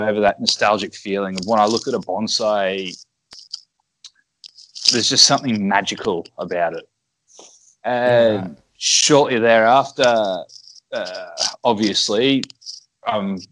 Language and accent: English; Brisbane, Queensland, Australia; moved away as an adult; now in Okazaki, Japan; I'm from Brisbane.